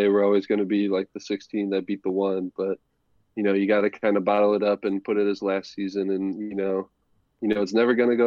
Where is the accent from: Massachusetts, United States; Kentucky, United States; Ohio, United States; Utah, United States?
Ohio, United States; I come from Ohio where the weather is always kind of awful